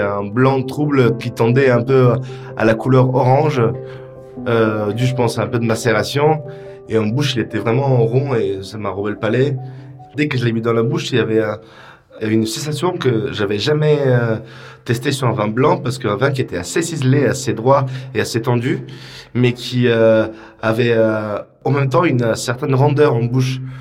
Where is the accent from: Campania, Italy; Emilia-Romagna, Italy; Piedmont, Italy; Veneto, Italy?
Veneto, Italy; Isola della Scala; now in Paris, France; je viens d'une région euh, qui est la Vénitie, donc c'est la région de Venise, dans un petit village qui s'appelle Isola della Scala